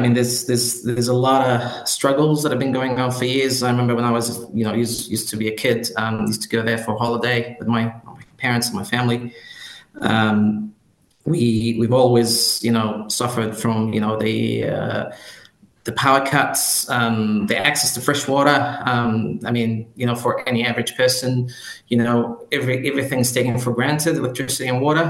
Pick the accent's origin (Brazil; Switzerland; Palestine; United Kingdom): Palestine; Khan Yunis, Gaza Strip; now in New Zealand; I come from Gaza. Come from the east part of Khan Yunus